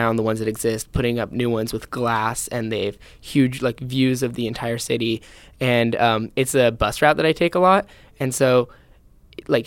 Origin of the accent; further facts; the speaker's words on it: San Francisco, California, United States; I'm from San Francisco here